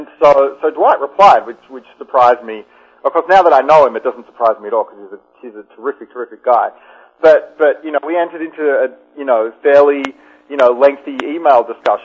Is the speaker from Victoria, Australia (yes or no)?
yes; Melbourne, Victoria, Australia; moved away; I grew up in Melbourne